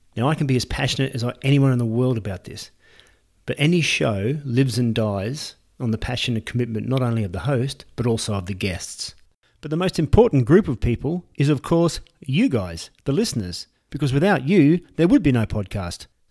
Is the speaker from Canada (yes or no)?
no; Australia; now in Santiago de Compostela, Spain; I'm an Australian who has relocated to Santiago de Compostela here in northwestern Spain